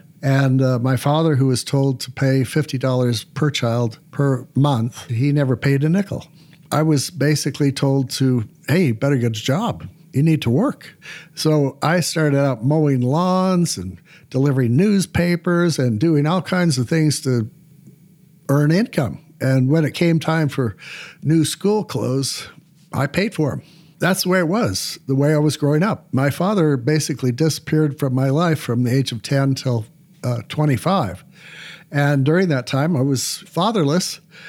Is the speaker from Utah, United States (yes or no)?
yes; Salt Lake City, Utah, United States; And I grew up on the East Bench in Salt Lake City, which at that time was kind of a rural neighborhood because we had orchards around us and things like that.